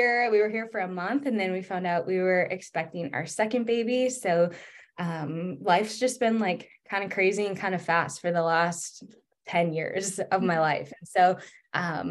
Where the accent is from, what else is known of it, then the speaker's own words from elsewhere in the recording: Northern Minnesota, United States; moved away as an adult; also born or lived in North Dakota / Wyoming / California / Colorado; I grew up in Northern Minnesota.